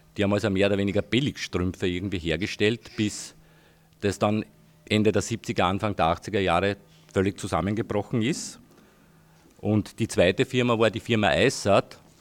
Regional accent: Heidenreichstein, Lower Austria, Austria; ich komme aus Heidenreichstein, war dort irgendwie auch politisch aktiv

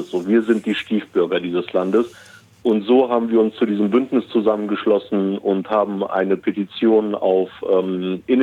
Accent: Germany; geboren und aufgewachsen bin, mein Vater ist damals 1968 als Gastarbeiter nach Deutschland gekommen und ich wurde 1977 in Deutschland geboren.

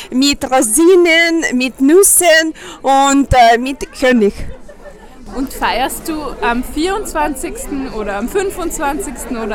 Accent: Ukraine; Äh, ja, ich komme aus der Ukraine und wir haben eine Tradition.

